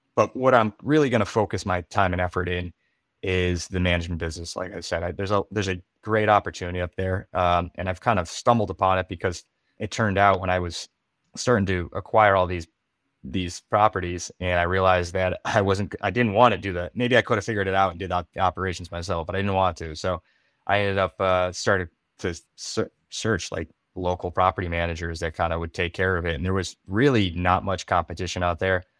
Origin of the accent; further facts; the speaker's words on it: western Massachusetts, United States; moved away; I'm from Massachusetts, and I kinda look back there, but I'm not from, like, the Boston area, I'm from the, uh, western part of the state